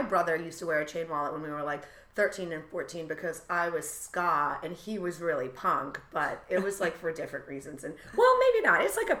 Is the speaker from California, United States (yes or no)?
no; New York, United States; It can be hard as a New Yorker too, putting all your shit in a backpack.